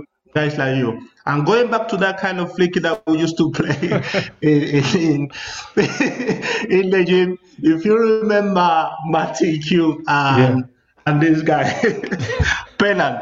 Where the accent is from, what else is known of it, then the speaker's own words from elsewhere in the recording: southern Spain, Spain; English is a second language; moved away as an adult; also born or lived in Mallorca / Valencia / London; South people from Spain, for us, it's very difficult to speak even Spanish